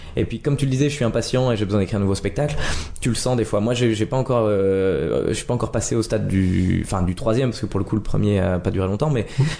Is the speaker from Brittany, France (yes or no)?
no; Nancy, Grand Est, France; moved away as an adult; now in Paris, France; suis né à Nancy, en Lorraine